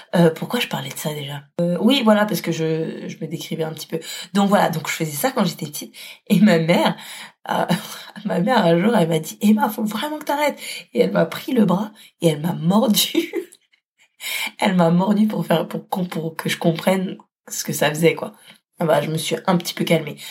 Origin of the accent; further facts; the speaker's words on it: Paris, Île-de-France, France; moved away as an adult; now in Lyon, France; je suis parisienne